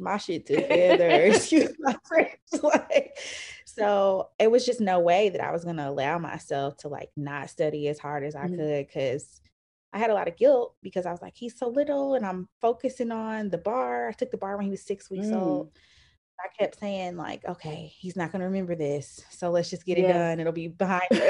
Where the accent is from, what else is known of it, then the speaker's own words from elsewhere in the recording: Indianapolis, Indiana, United States; also born or lived in Atlanta; now in Nashville, United States; I am originally from Indianapolis. I live in Nashville, Tennessee